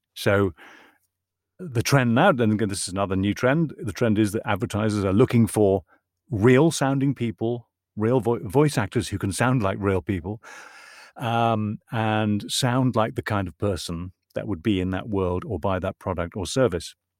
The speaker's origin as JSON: {"language": "English", "region": "Northern Ireland", "country": "United Kingdom", "said": "I'm from Northern Ireland"}